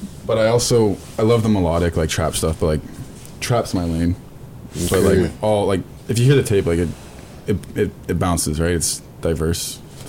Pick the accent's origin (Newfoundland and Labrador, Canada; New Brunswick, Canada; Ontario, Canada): Ontario, Canada; Mississauga; I'm from Saga, like, Toronto.